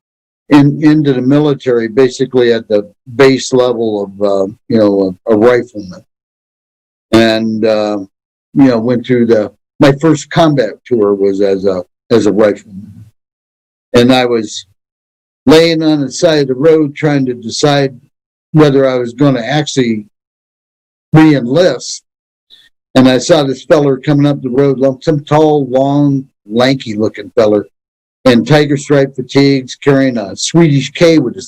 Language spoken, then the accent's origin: English; North Dakota and Minnesota, United States; moved away as an adult; I grew up in North Dakota and Minnesota on farms